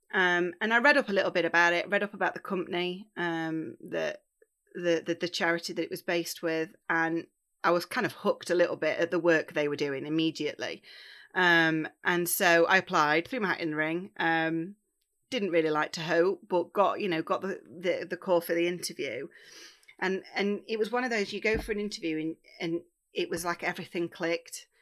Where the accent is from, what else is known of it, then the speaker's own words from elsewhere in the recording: Bakewell, East Midlands, United Kingdom; also born or lived in Northumbria; I am born and raised in Bakewell in Derbyshire